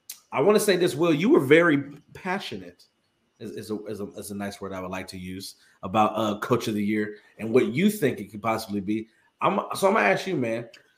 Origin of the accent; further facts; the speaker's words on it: Atlanta, Georgia, United States; like I grew up here in Atlanta.